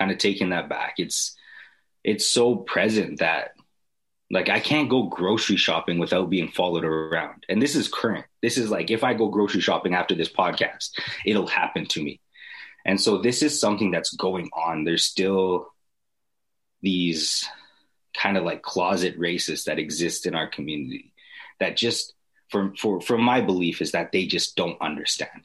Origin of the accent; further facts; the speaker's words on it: Edmonton, Alberta, Canada; I grew up in the North Side Edmonton